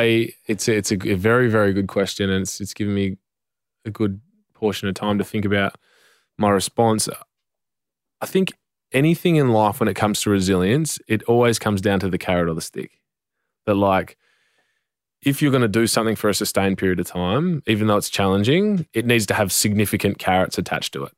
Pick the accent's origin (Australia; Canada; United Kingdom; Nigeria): Australia; Western Australia; I'm from Western Australia